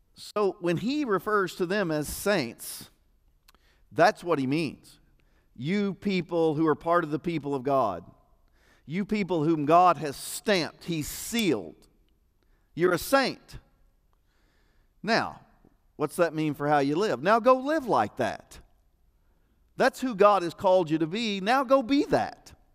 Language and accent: English; United States; I'm an American